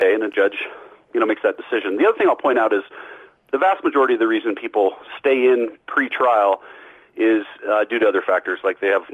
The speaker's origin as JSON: {"language": "English", "region": "Colorado", "country": "United States", "tie": "born or raised there", "said": "I live in my home state of Colorado"}